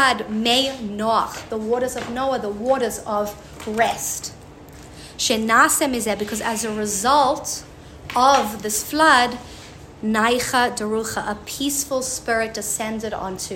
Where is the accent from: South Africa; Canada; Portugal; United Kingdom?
South Africa; I'm from South Africa